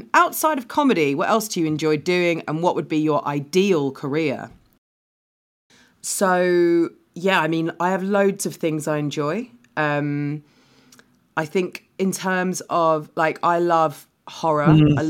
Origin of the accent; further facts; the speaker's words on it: London, United Kingdom; because I'm from London, but I come across, like, I mean, I grew up on benefits